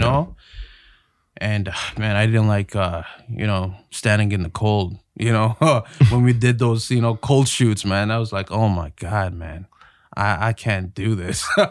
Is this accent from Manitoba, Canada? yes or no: no; Toronto, Ontario, Canada; I grew up in Toronto, Ontario, uh, in North York.